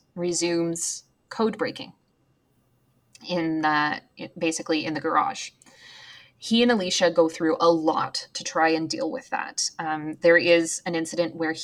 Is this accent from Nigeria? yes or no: no; Canada; as Canadians, we're patriotic, but we're more muted in our patriotism